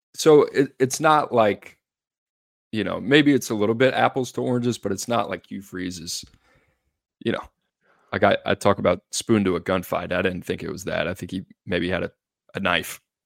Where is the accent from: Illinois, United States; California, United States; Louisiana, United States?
Louisiana, United States; New Orleans; now in Nashville, United States; growing up in New Orleans